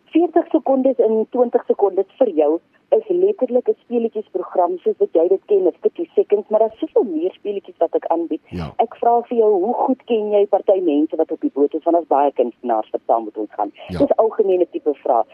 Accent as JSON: {"language": "Afrikaans", "country": "South Africa", "said": "Ons is mos Suid-Afrikaners"}